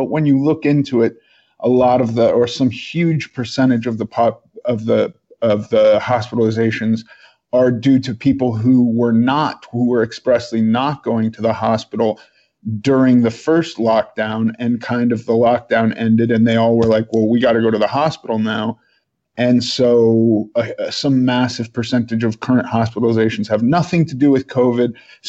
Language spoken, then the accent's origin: English; New York, United States; I was born in New York. in the 70s.